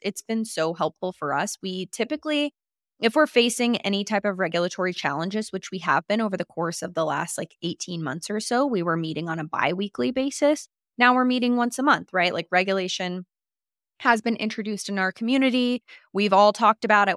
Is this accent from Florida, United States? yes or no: yes; Florida, United States; now in Jackson Hole, United States; I am from Florida, which you all know this by now, and moved out to Jackson Hole